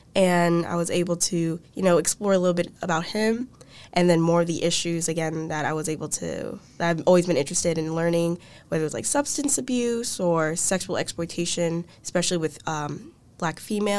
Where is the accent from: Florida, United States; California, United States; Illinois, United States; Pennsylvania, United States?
Florida, United States; Orlando; I'm a first year here at UVA. I'm from Orlando, Florida.